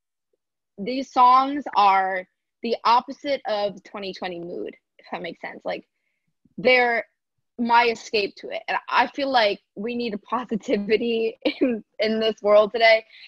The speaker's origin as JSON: {"language": "English", "region": "Michigan", "country": "United States", "tie": "born or raised there", "moved": "yes", "said": "growing up in Michigan"}